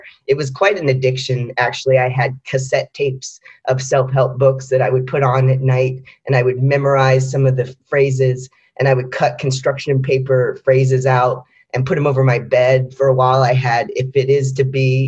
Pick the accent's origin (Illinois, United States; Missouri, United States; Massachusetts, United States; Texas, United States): Texas, United States; Austin; moved away as an adult; now in New York, United States; I grew up in Austin, Texas, which is a great city, and my family still lives there